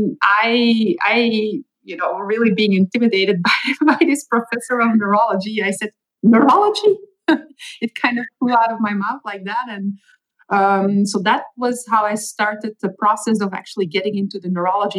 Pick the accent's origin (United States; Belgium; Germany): Belgium; first language Dutch; English is a second language; moved away as an adult; I was born and raised for the most part in Belgium. So I speak Dutch at home or Flemish